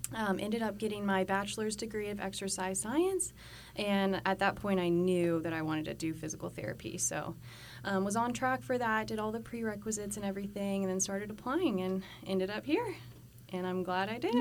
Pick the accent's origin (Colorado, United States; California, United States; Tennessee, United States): Colorado, United States; moved away as an adult; now in Texas, United States; I'm originally from Colorado. I also moved here about a year ago to start school